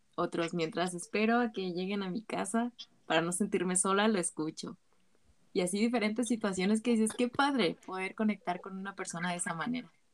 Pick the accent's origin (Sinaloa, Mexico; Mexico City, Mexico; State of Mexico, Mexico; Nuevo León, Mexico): State of Mexico, Mexico; soy del Estado de México